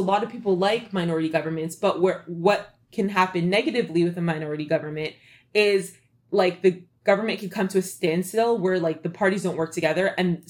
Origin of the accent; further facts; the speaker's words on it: Canada; now in United States; I'm Canadian